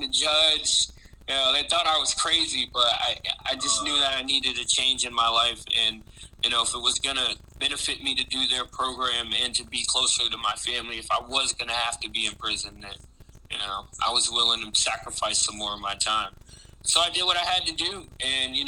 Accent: Virginia Beach, Virginia, United States; also born or lived in Chesapeake, Virginia / Maryland; I was born in Chesapeake. I grew up in Virginia Beach.

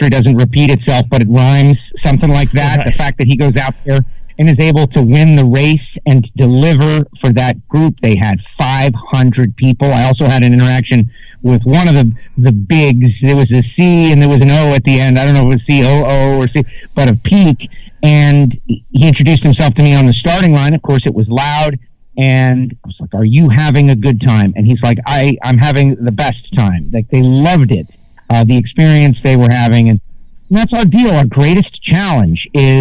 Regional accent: Miami, Florida, United States; I'm from Miami

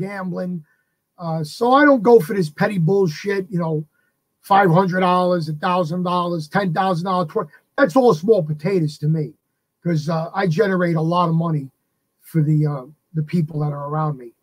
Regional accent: New York City, New York, United States; I grew up in the Bronx

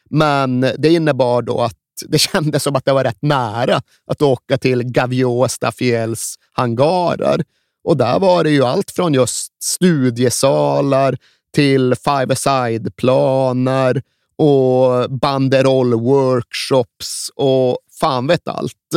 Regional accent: Sweden; Jag är vit svensk.

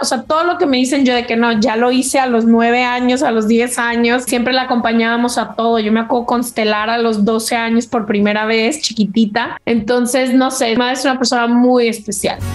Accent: Guadalajara, Jalisco, Mexico; Crecí, nací en Guadalajara, Jalisco, que es la segunda ciudad más grande de México

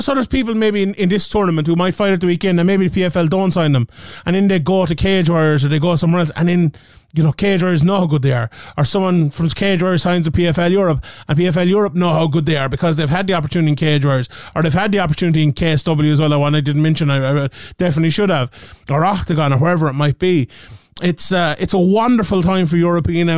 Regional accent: Ireland; my home country of Ireland

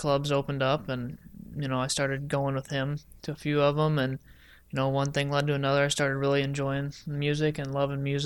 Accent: Evansville, Indiana, United States; I'm from Evansville, Indiana

